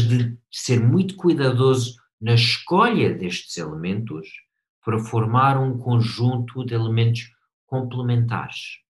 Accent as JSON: {"language": "Portuguese", "country": "United States", "second_language": "Portuguese", "moved": "as an adult", "lives_now": "Portugal"}